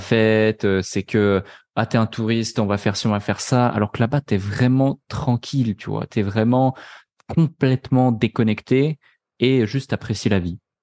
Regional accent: Switzerland; now in Dubai, United Arab Emirates; je suis pas français. Euh, donc euh, je suis suisse

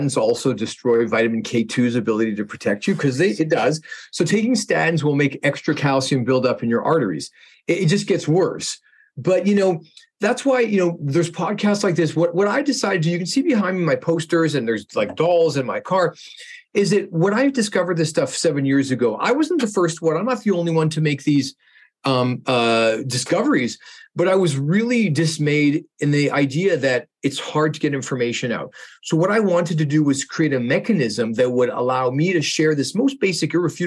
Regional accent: Canada; I'm a Canadian dentist

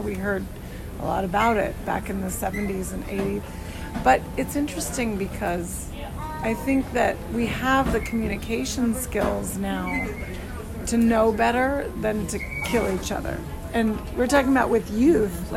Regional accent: Arizona, United States; I grew up in Arizona

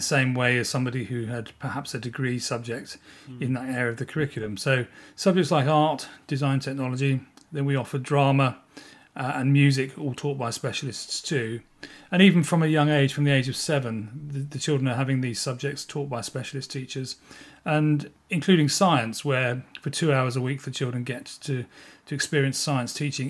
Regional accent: South East England, United Kingdom; And as a pupil growing up in North Kent, I was fortunate enough to attend a middle school.

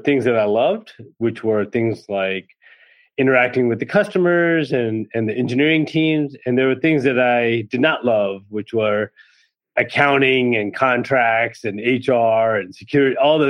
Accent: south of Richmond, Southern Virginia, United States; I grew up in Southern Virginia and south of Richmond, which is basically where the South starts

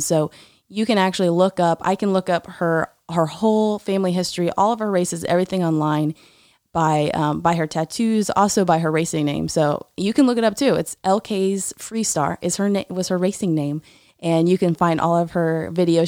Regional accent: Tallahassee, Florida, United States; I grew up in a neighborhood in Tallahassee

